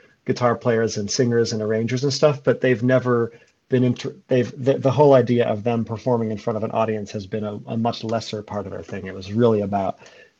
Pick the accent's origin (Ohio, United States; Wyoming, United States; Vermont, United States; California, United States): Vermont, United States; Brattleboro; moved away; also born or lived in New York City; I'm from Brattleboro, Vermont, which when I was a kid was and still is a hotbed of sort of hippie, folky, folk musician type people. And so I grew up in the midst of a lot of that music